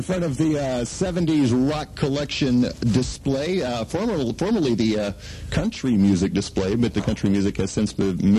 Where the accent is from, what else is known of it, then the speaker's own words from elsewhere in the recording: Woodward, Oklahoma, United States; But I was born here in Woodward.